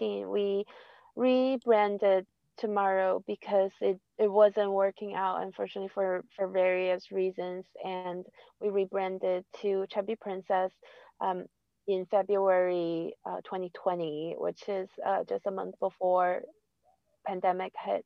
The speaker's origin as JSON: {"language": "English", "area": "north part of China, close to Beijing", "region": "northern China", "country": "China", "tie": "born or raised there", "moved": "yes", "lives_now": "New York, United States", "said": "I grew up in the north part of China, close to Beijing"}